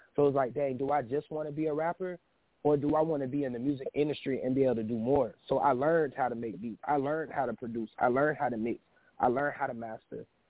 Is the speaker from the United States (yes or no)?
yes; Panama City, Florida, United States; I'm from Panama City, Florida, uh, a small town